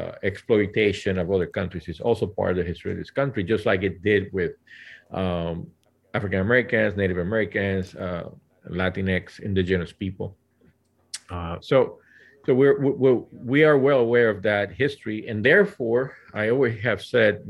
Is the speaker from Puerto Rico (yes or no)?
yes; Puerto Rico; now in Central Valley, United States; I was born and raised in Puerto Rico